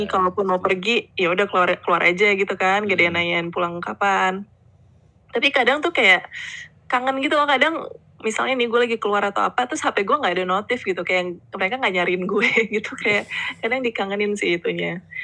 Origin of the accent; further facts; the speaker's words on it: Indonesia; also born or lived in Melbourne, Australia; we are Indonesian at heart